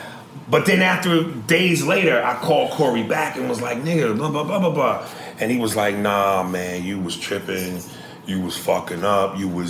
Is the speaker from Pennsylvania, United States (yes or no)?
no; New York, United States; I'm from New York. I talk with a certain flair and a passion